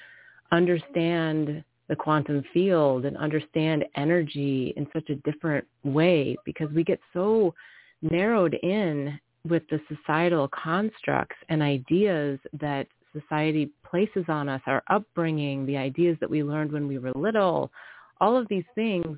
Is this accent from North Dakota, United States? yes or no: yes; the Midwest of America, North Dakota, United States; also born or lived in New York City / Singapore / India / Bali; now in California, United States; I grew up in the Midwest of America